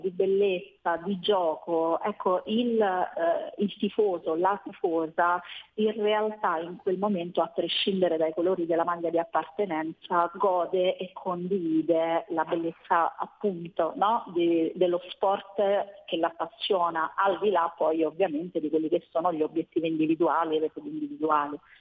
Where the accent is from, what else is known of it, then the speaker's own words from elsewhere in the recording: Rome, Lazio, Italy; Io sono di Roma